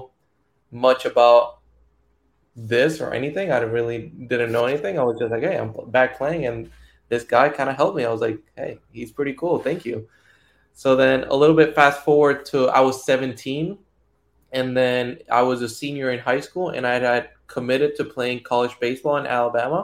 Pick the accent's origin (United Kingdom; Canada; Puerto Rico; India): Puerto Rico; moved away; I'm from Puerto Rico, and baseball back home, it's like religion